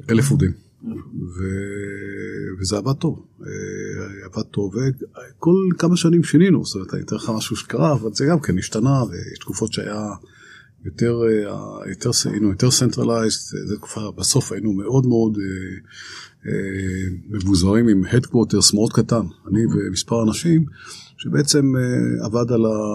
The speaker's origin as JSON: {"language": "Hebrew", "town": "Ramat Gan", "region": "Tel Aviv District", "country": "Israel", "said": "אני ישראלי, נורמלי, רגיל, רמת גן"}